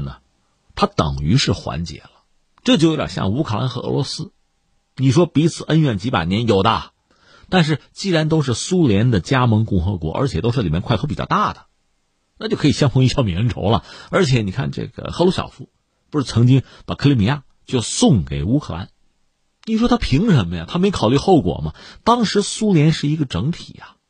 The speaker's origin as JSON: {"language": "Chinese", "country": "China", "said": "我们中国人"}